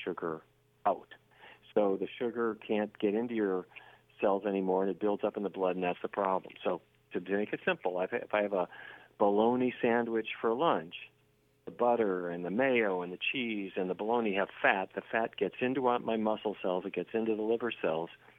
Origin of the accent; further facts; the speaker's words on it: Fargo, North Dakota, United States; I grew up in Fargo, North Dakota, which is the land of roast beef